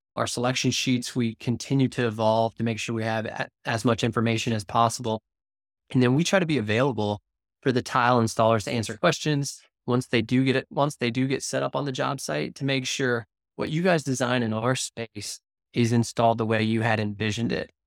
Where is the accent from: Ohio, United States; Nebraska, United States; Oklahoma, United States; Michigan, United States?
Ohio, United States; Cincinnati; now in Wilmington; I'm from Cincinnati, Ohio.